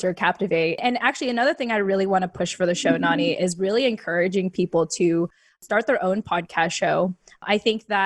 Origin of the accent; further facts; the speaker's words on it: United States; We are Filipino American women.